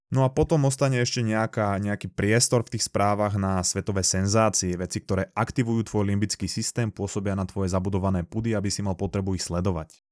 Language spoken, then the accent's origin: Slovak; Slovakia; u nás na Slovensku